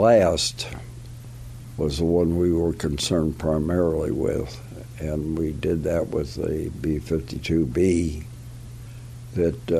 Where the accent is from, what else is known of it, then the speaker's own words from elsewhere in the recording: West Virginia, United States; moved away; I came from West Virginia